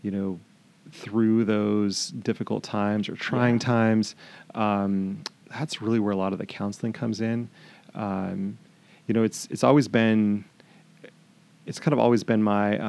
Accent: Montana, United States; now in Stanwood, United States; I'm from Montana

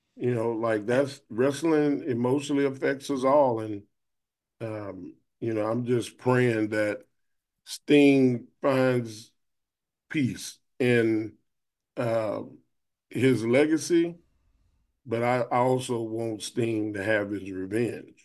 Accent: Austin, Texas, United States; we in Austin, Texas, and we you know I'm in my hometown

